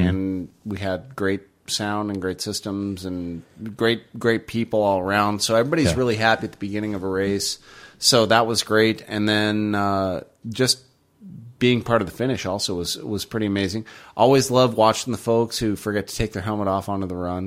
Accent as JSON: {"language": "English", "country": "United States", "said": "I'm from America"}